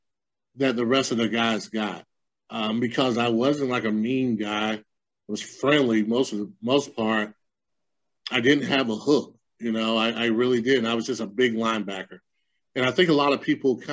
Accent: Lamar, United States; Lamar? My hometown, because it's such a small hometown

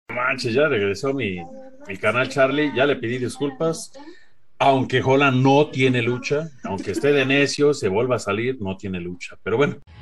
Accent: Mexico; ser acá México

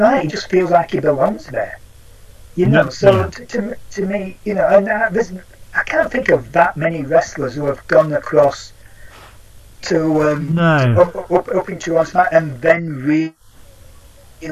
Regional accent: United Kingdom; being a British wrestling fan

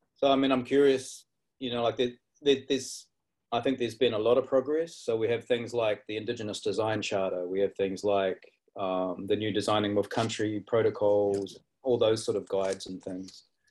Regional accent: New Zealand; also born or lived in Darwin, Australia / east coast, Australia; now in Australia; I was born in Darwin and grew up in uh, Aotearoa, New Zealand, and then came back

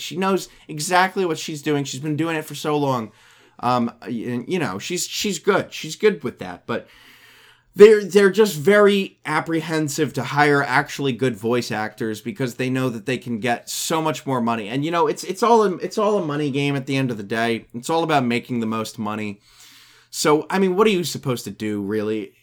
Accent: United States; I'm an American

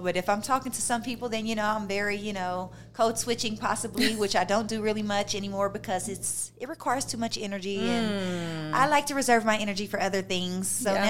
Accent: Nashville, Tennessee, United States; also born or lived in Tampa, Florida / Columbus, Ohio / Minnesota / California; But I was raised in Nashville, Tennessee, and Tampa, Florida. Those are the two places that I invested the most of my life.

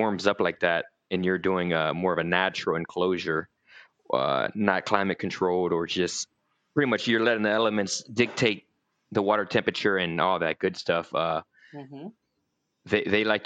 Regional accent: Florida, United States; moved away as an adult; also born or lived in Youngstown, Ohio; now in North Carolina, United States; I lived in Florida most of my life. I'm from Ohio originally, Youngstown, Ohio. And, most of my adult life, most of my teenage life, I lived in Florida

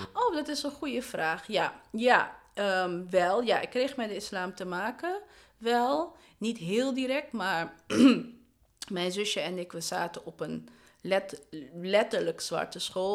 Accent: Amsterdam, North Holland, Netherlands; Ik ben geboren en getogen in de Belmen

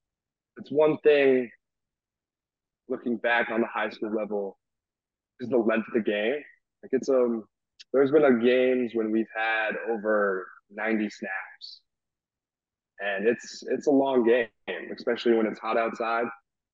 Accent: Rhode Island, United States; I mean, they're all Patriots guys because I'm from Rhode Island.

